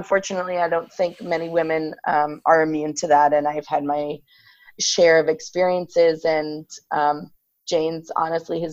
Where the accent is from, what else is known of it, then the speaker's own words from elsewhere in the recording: Ireland; I grew up in Ireland